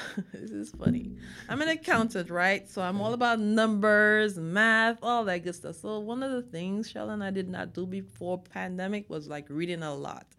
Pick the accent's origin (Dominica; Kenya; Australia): Dominica; moved away as an adult; also born or lived in Texas; now in United States; I am from the Caribbean, an island called Dominica